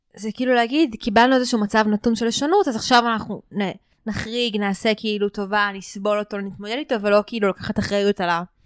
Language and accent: Hebrew; Beit Horon, Judea and Samaria, Israel; now in Jerusalem, Israel; גדלתי ביישוב מאוד דתי, בבית חורון